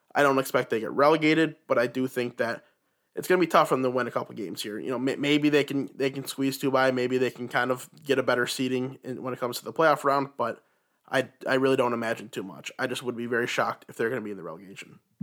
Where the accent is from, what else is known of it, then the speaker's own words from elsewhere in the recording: United States; Team U S A, my home country